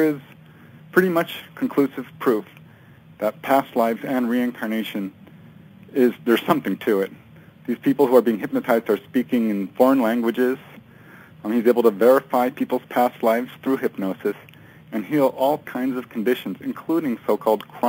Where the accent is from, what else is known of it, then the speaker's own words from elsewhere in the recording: California, United States; also born or lived in Chicago, Illinois; I grew up mostly here in California. I did come actually from Chicago originally, Illinois, but not long after we moved here, in, let me see, it was 1971